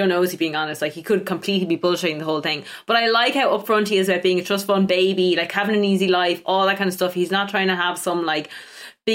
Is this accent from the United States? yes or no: no; Ireland; I'm from Ireland